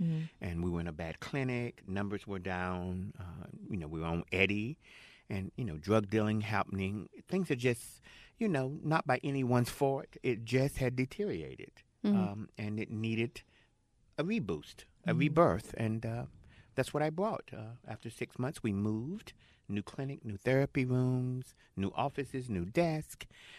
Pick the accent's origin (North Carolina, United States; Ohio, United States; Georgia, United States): North Carolina, United States; Jacksonville; also born or lived in San Francisco; now in Los Angeles, United States; I'm from Jacksonville.